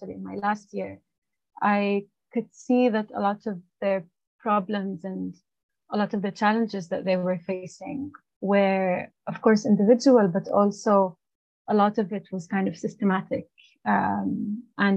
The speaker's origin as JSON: {"language": "English", "town": "Nazareth", "region": "Northern District", "country": "Israel", "tie": "born or raised there", "also_born_or_lived": "Haifa", "first_language": "Arabic", "second_language": "English", "moved": "as an adult", "lives_now": "Oxford, United Kingdom", "said": "I am originally from Nazareth. I have lived my entire life there, with the exception of the past 4 years."}